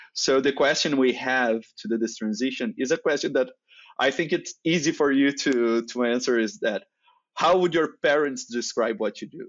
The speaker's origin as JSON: {"language": "English", "country": "Brazil", "first_language": "Portuguese", "second_language": "English", "said": "that's not my native language. I'm, uh, Brazilian, so I speak Portuguese"}